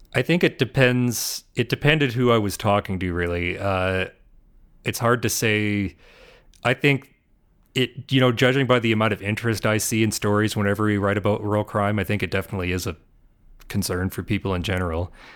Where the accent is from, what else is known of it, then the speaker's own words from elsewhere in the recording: Ontario, Canada; moved away; I'm from Ontario